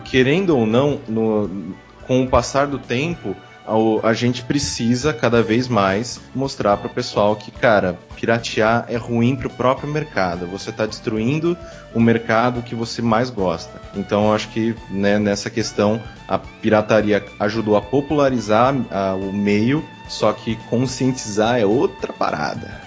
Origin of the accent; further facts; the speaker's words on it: interior of São Paulo, Brazil; como eu sou do interior de São Paulo, eu passei toda a minha infância lá